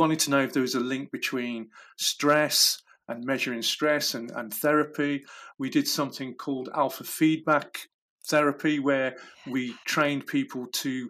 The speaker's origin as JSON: {"language": "English", "region": "Midlands", "country": "United Kingdom", "tie": "born or raised there", "said": "where I was brought up in the Midlands, we were only 2 hours from Wales"}